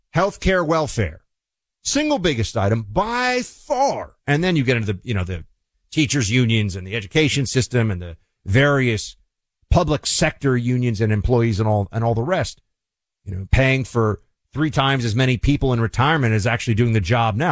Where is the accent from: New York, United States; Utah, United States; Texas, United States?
New York, United States; New York City; now in Florida, United States; my hometown, New York City